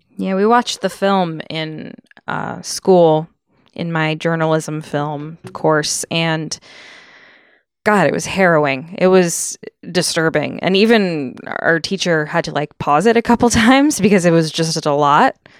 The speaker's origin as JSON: {"language": "English", "region": "Connecticut", "country": "United States", "tie": "born or raised there", "said": "growing up in Connecticut"}